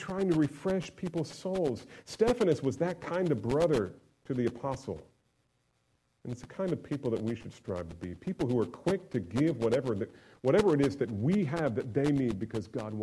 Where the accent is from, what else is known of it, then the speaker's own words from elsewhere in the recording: New Jersey, United States; I grew up in New Jersey